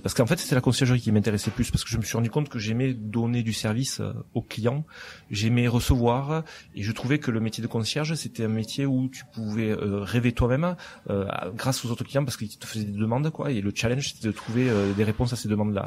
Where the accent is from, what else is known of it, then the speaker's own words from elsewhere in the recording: Lourdes, Occitania, France; accent: south of France; moved away as an adult; also born or lived in Toulouse; now in Barcelona, Spain; je suis né à Lourdes en fait, où j'ai vécu euh, mon enfance jusqu'à l'âge de 18 ans à peu près